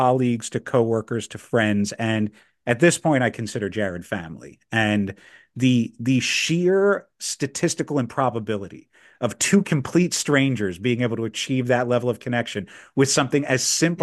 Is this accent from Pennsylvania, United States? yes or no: yes; Philadelphia, Pennsylvania, United States; moved away as an adult; now in Washington, DC, United States; I'm originally from Philadelphia, but my whole family's down in the DC area.